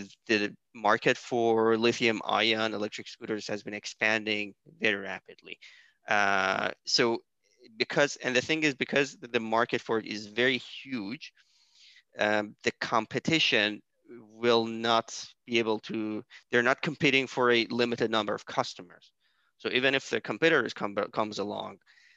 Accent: Iran; my home country, which is Iran

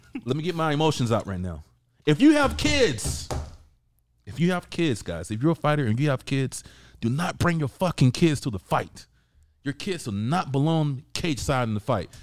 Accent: the South, United States; I'm from the South, right? So I pronounce my words different

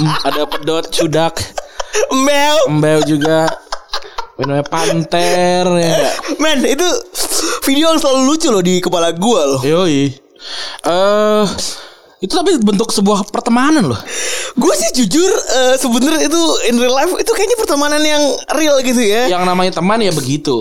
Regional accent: Bekasi, West Java, Indonesia; kita kan orang Bekasi

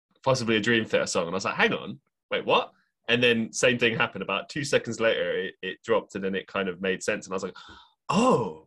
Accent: London, United Kingdom; moved away; I'm actually originally from London

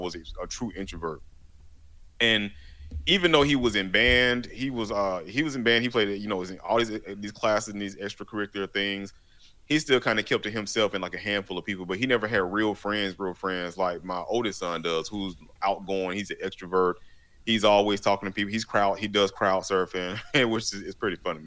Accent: Macon, Georgia, United States; I come from Macon, Georgia, which is in the deep south of Georgia

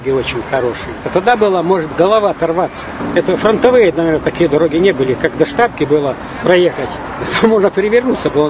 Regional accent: Ukraine; born there; Я родился на Украине, служил в морфлоте, Кронштадте.

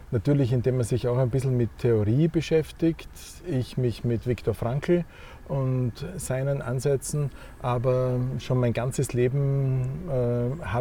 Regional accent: Graz, Styria, Austria; Ja, also ich komme aus Graz und aus einer Familie, wo mein Vater war Anwalt, meine Mutter Apothekerin

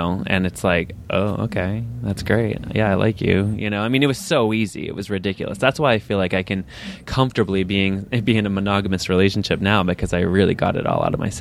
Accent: upstate New York, United States; Way upstate New York.

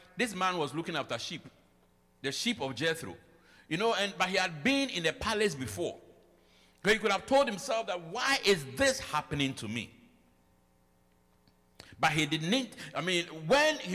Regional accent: Ghana; moved away as an adult; now in United States; I came with my Ghana certificate. I came with my degree from Ghana.

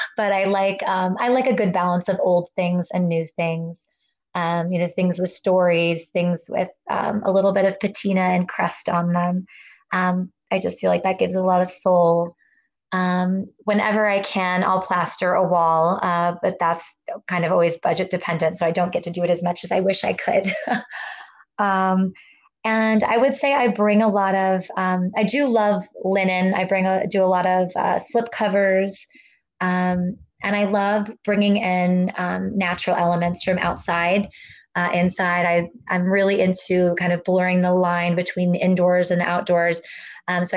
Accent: Virginia, United States; I grew up living in Virginia with my mom and my grandparents, but then I would spend summers with my dad in the Midwest outside of Chicago

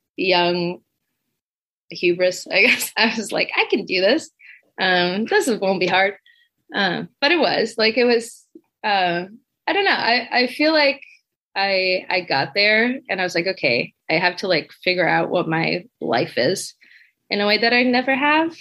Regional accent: Brazil; moved away as an adult; now in Michigan, United States; I'm from Brazil

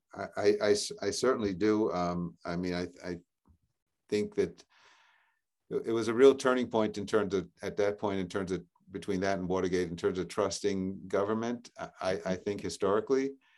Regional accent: New York City, New York, United States; now in Newton, United States; I grew up in Regal Park, Forest Hills area, uh, near Queens Boulevard.

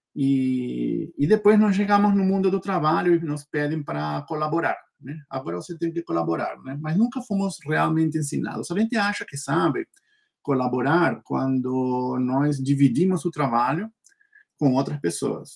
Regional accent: Peru; Portuguese is a second language; moved away as an adult; now in Brazil; Eu nasci no Peru, sou peruano.

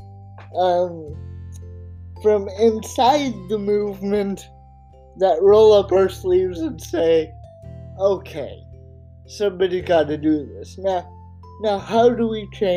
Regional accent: Oregon, United States; my home state of Oregon

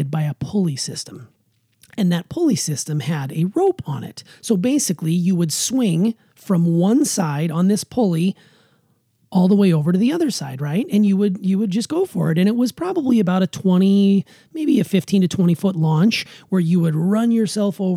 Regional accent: Anaconda, Montana, United States; a beautiful park in my hometown of Anaconda, Montana.

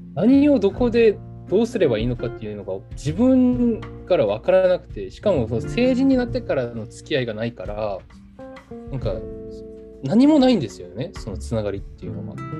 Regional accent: South Korea; Japanese is a second language; moved away as an adult; also born or lived in Japan; ここって僕の地元じゃないですか普通に今まで生きてきたとこ

